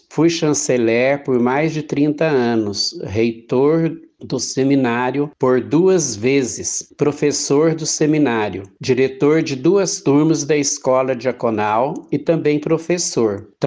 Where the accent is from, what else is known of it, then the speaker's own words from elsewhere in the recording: Jacutinga, Minas Gerais, Brazil; moved away as an adult; also born or lived in Pouso Alegre / Uberlândia / Goiânia; resolvi voltar para minha cidade de origem, Pouso Alegre, e minha cidade natal, Jacutinga, onde moram meus familiares.